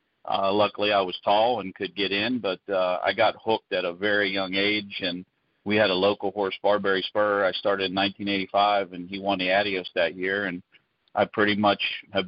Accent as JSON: {"language": "English", "town": "Canonsburg", "region": "Pennsylvania", "country": "United States", "tie": "born or raised there", "said": "I lived about 10 minutes from the Meadows. I grew up in Cannonsburg, where I currently reside"}